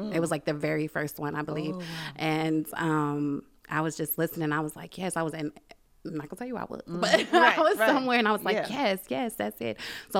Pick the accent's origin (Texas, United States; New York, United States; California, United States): New York, United States; Brooklyn; I'm from Brooklyn, New York, mm-hmm. born and raised. Mm-hmm. I moved out here in 2003, off and on.